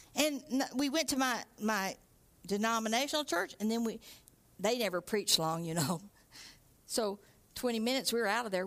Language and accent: English; Texarkana, United States; moved away; David and I grew up in Texarkana